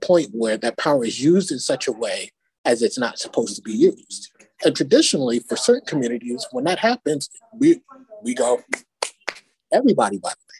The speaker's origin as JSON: {"language": "English", "town": "Bronx", "region": "New York", "country": "United States", "tie": "born or raised there", "said": "growing up in the Bronx and going to school and having to take the train down to Manhattan when I started high school"}